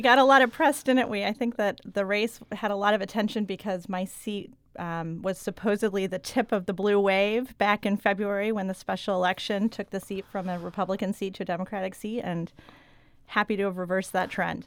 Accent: Austin, Texas, United States; moved away as an adult; also born or lived in San Antonio, Texas / Jefferson County, Missouri; now in Arnold, United States; I grew up in Austin area, an Austin suburb

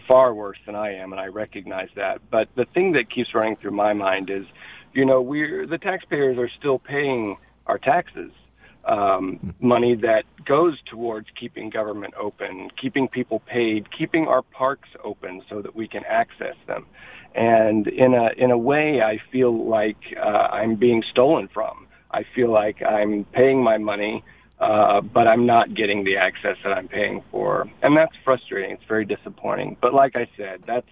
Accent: United States; as an American

